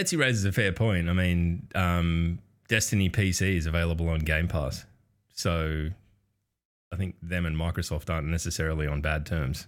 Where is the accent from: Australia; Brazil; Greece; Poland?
Australia; as an Australian